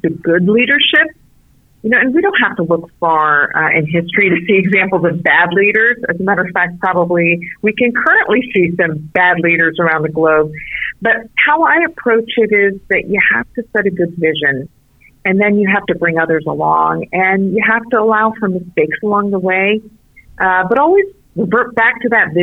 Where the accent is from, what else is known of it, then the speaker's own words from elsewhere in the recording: South Florida, United States; English is a second language; also born or lived in Beirut, Lebanon; I have grown up since then here in South Florida